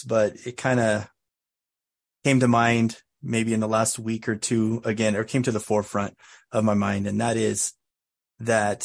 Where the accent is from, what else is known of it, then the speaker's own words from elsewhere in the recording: United States; I'm from America